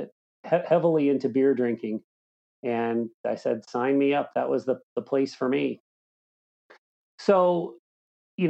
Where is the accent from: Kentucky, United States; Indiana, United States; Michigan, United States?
Indiana, United States; Southern; I grew up in Southern Indiana